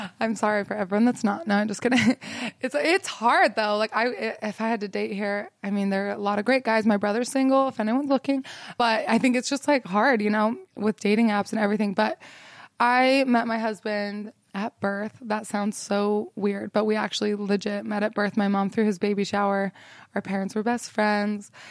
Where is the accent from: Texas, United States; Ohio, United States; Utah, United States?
Utah, United States; Salt Lake City; I grew up in Salt Lake City, Utah